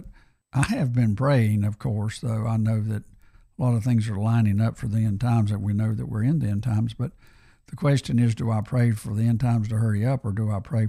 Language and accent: English; United States; I'm an American and I love my country